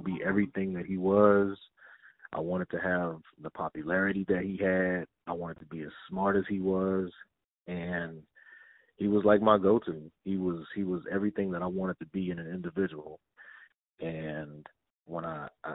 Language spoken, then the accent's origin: English; Denton, Texas, United States; moved away; I'm a young little black kid from Denton, Texas